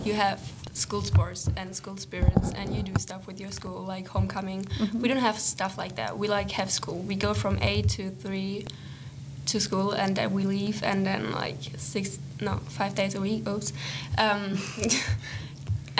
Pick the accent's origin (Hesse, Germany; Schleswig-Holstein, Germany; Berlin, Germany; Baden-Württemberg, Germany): Schleswig-Holstein, Germany; Kiel; English is a second language; moved away; I'm from Germany, from Kiel. That's like an hour from Denmark